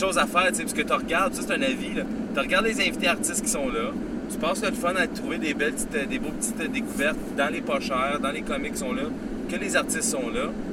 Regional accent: Canada; je suis Canadien, je suis fier Canadien

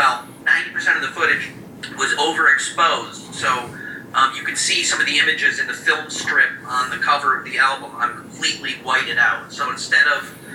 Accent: Lee, Massachusetts, United States; moved away as an adult; also born or lived in New York City; I'm from Western Massachusetts, a town called Lee, which is in the Berkshires, the Berkshire Mountains

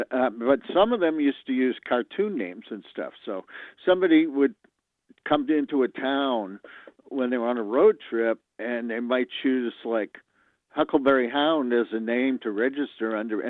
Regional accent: Boston, Massachusetts, United States; I grew up in Boston

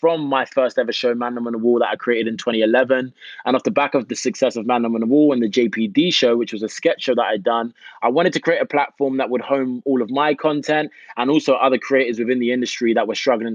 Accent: United Kingdom; moved away as an adult; also born or lived in Jamaica; now in United States; Myself being a Brit

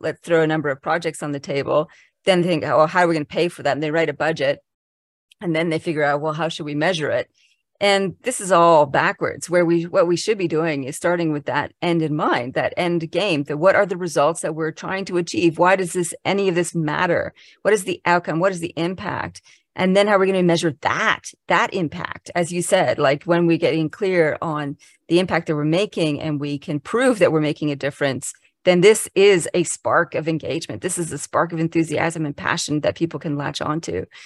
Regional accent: Canada; now in Canberra, Australia; I'm Canadian originally, so, but I've been living in Australia since nineteen ninety-six.

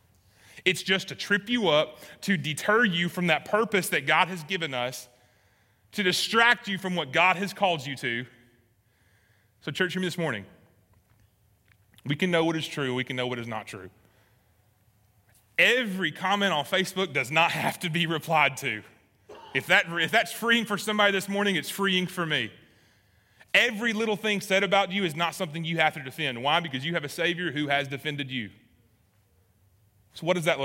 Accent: Alabama, United States; I was born and raised in Alabama, never left

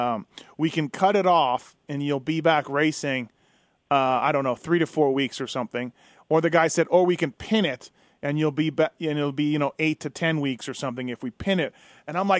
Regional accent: Canada; moved away; also born or lived in Victoria / Oregon; I'm from Canada.

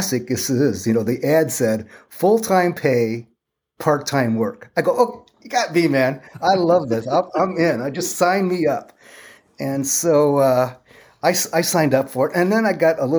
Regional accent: Toledo, Ohio, United States; moved away as an adult; now in California, United States; I grew up in Toledo

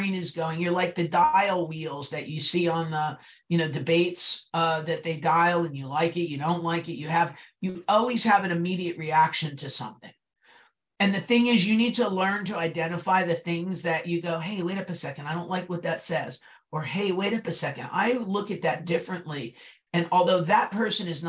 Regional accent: New Jersey, United States; accent: Brooklyn; also born or lived in Brooklyn; I'm from New Jersey and I kind of sound like I crawled out of Brooklyn

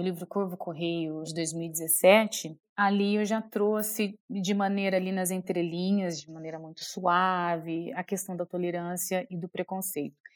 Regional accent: São Joaquim da Barra, São Paulo, Brazil; born or raised there; moved away

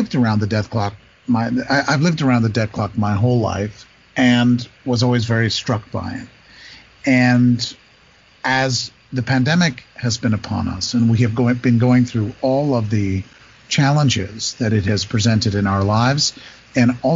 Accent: New York City, New York, United States; I'm a New Yorker

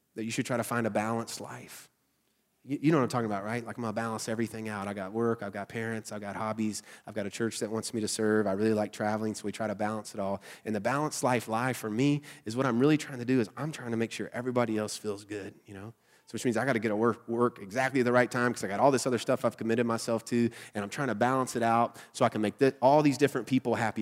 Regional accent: Southern United States, United States; accent: nasally Southern; my nasally Southern accent voice

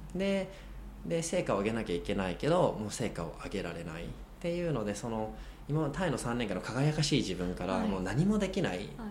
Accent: Japan; 僕は日本人

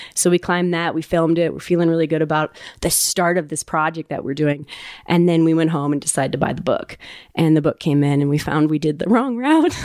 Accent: Ouray, Colorado, United States; I grew up in Uray

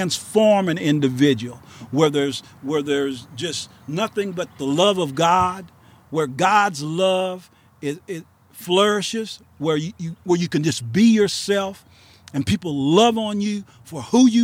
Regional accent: De Soto, Missouri, United States; also born or lived in Jefferson City, Missouri; I grew up in DeSoto, Missouri

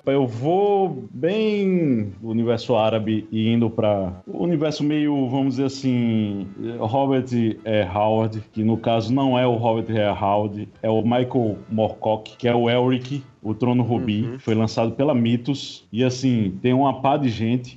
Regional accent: Paraíba, Brazil; como um bom paraibano

